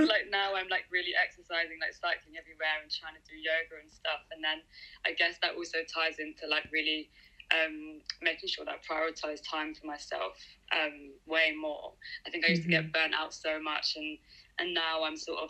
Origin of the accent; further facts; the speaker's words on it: Deal, South East England, United Kingdom; also born or lived in South East London; now in London, United Kingdom; I'm from like a small town in Kent called Deal on the coast, which is nice. But now I live in Southeast London